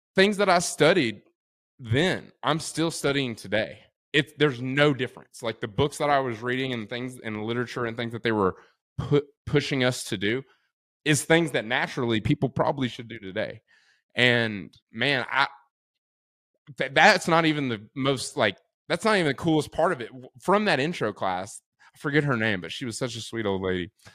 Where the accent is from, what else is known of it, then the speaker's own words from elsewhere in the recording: Texas, United States; also born or lived in College Station, Texas; now in Austin, United States; Coming from a small town